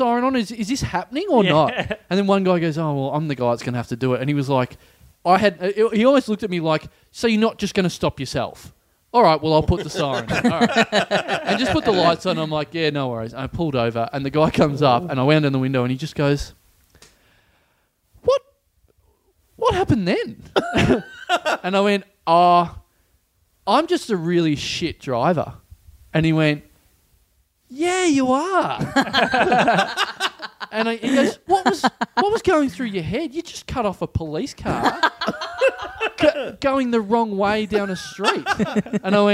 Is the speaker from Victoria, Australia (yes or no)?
yes; Maryborough, Victoria, Australia; also born or lived in Ballarat; now in Melbourne, Australia; I come from Maribor